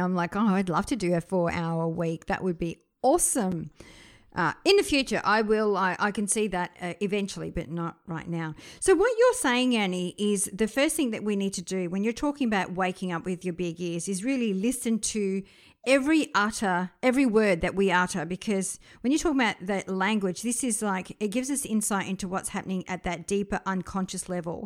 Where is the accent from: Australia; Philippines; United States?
Australia; also born or lived in France; We came over to Australia from France. And so I was born in France. I was 7 when we came to Australia